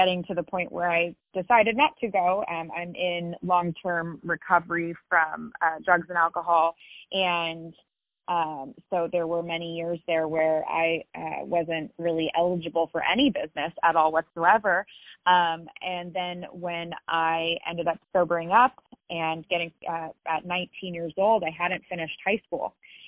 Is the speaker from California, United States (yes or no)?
yes; Silicon Valley, California, United States; I grew up in Silicon Valley